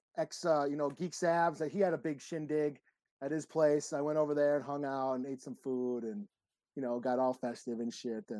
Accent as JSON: {"language": "English", "country": "Brazil", "said": "I'm from Brazil."}